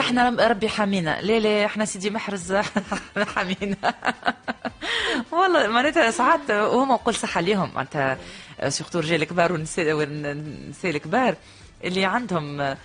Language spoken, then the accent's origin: Arabic; Tunisia; عندنا في تونس